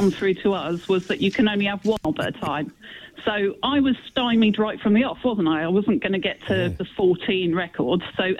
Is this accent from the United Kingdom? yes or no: yes; Somerset, South West England, United Kingdom; Well, I was born in Somerset